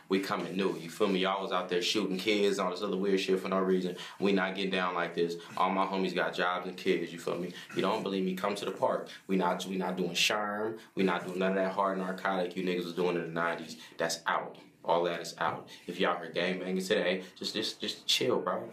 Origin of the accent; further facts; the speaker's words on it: California, United States; I'm from California